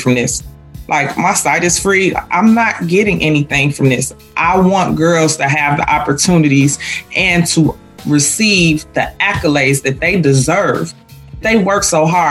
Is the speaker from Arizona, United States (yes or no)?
no; Chicago, Illinois, United States; I'm a product of Chicago Public Schools. I'm a girl from the Shy.